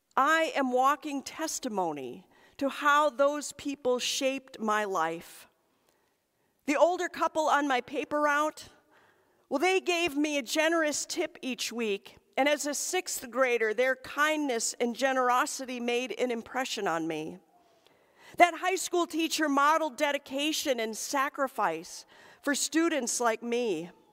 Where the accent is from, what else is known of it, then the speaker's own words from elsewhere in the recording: Michigan's Upper Peninsula, United States; moved away; we visited the cemetery in my hometown